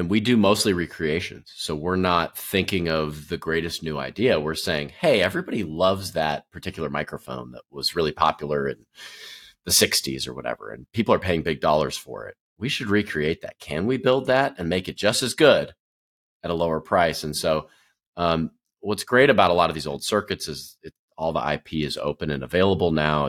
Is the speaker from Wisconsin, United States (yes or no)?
yes; Wisconsin, United States; moved away; I grew up in Wisconsin, so I watched the Packers.